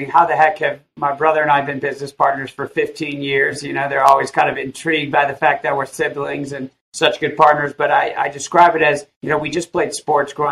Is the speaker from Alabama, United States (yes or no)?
no; Illinois, United States; I grew up in a little town of 1,000 people, about an hour outside of Chicago